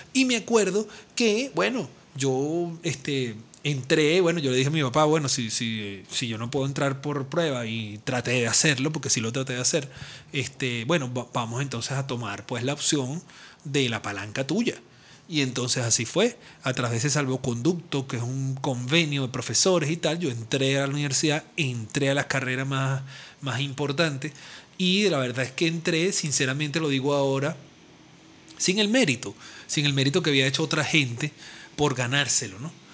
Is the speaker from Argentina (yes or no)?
no; Venezuela; lo que llamamos acá los venezolanos